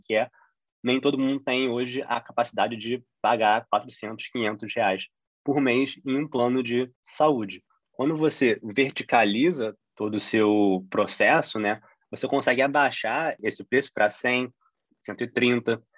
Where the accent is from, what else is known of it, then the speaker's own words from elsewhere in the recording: Brazil; a gente como brasileiro